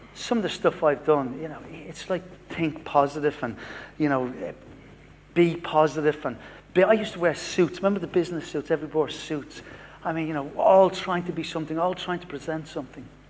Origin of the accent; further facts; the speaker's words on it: Dublin, Leinster, Ireland; moved away; From Dublin, but I, I live here in South